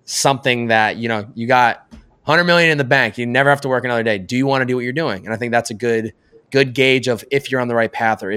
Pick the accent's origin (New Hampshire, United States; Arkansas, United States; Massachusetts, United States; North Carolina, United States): Massachusetts, United States; moved away as an adult; also born or lived in New York; now in Southern California, United States; I'm from Massachusetts